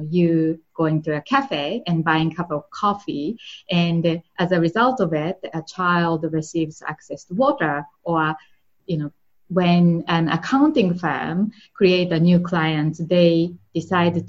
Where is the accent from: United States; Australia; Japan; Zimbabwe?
Japan; English is a second language; moved away; I'm from Japan, and that's where I grew up.